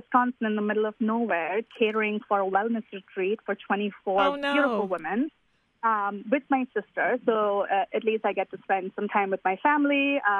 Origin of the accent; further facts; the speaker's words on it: India; now in United States; something that's as close to authentic in terms of quality that we grew up eating in India.